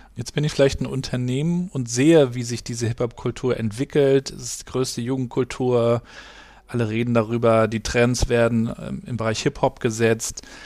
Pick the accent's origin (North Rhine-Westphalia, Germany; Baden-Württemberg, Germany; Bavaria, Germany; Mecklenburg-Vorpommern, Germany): Mecklenburg-Vorpommern, Germany; Rostock; Ich bin ja in, in Rostock aufgewachsen